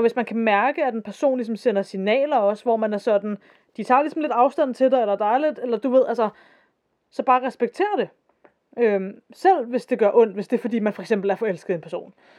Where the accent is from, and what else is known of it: Denmark